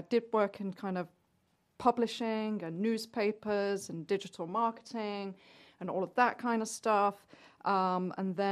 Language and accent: English; Nottingham, East Midlands, United Kingdom; moved away as an adult; also born or lived in London; now in Gainesville, United States; I'm from Nottingham originally, which is right in the middle of England.